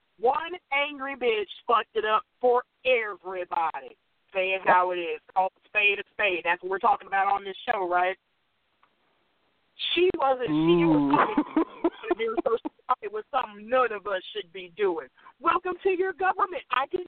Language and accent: English; Cleveland, Ohio, United States; I'm from Cleveland, Ohio.